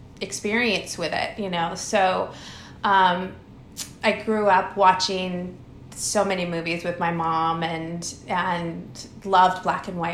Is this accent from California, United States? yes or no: yes; Pasadena, California, United States; I grew up in Pasadena, so I was in the Los Angeles area